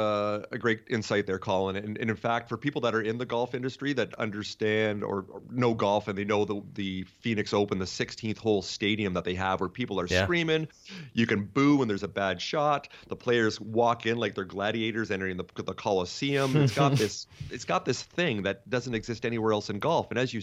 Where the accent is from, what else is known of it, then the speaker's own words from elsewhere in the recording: Canada; I'm Canadian like you, so I didn't know too much about cricket.